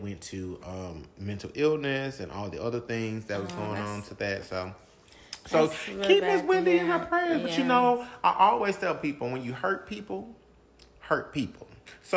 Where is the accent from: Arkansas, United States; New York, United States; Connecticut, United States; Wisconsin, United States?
Arkansas, United States; we're from Arkansas, so it's small.